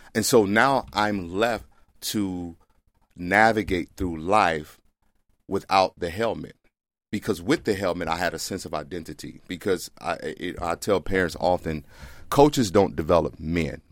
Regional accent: Mississippi, United States; moved away; also born or lived in Texas; I grew up in Mississippi.

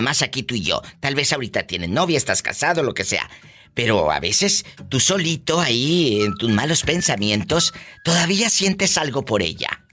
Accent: Matamoros, Tamaulipas, Mexico; mi tierra de Matamoros, Tamaulipas

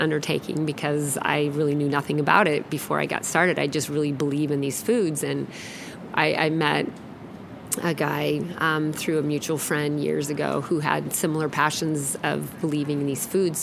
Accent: Alaska, United States; now in Seattle, United States; I grew up in Alaska

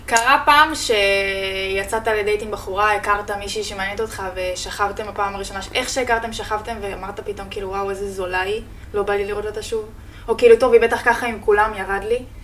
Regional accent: Pardes Hanna-Karkur, Haifa District, Israel; moved away as an adult; also born or lived in Spain / Jordan Valley; now in Tel Aviv, Israel; אני גרתי בפרדס חנה שבע שנים, מאז שהגענו מספרד בעצם

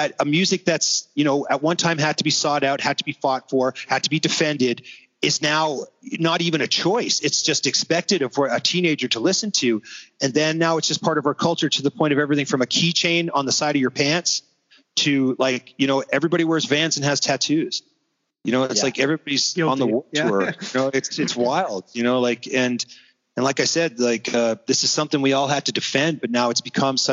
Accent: Toronto, Ontario, Canada; we're from Toronto

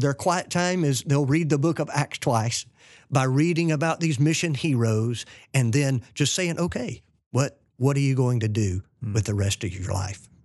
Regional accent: Fort Payne, Alabama, United States; moved away as an adult; also born or lived in New Orleans / Philippines; we're from Fort Payne, Alabama

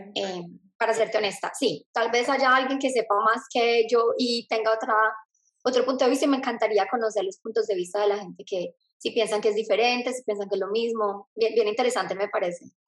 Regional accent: Medellín, Antioquia, Colombia; moved away as an adult; now in Australia; soy de Medellín, Colombia y ahorita vivo en Australia

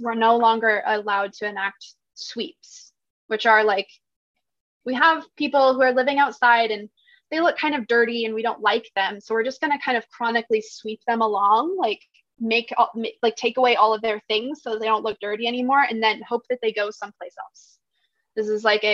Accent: Washington, United States; moved away as an adult; now in Eugene, United States; I grew up in Washington State and in a really rural area. And then I moved to Eugene, Oregon about 5 or 6 years ago

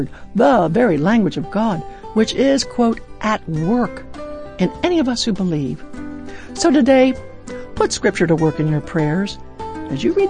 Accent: Baltimore, Maryland, United States; Baltimore, my hometown

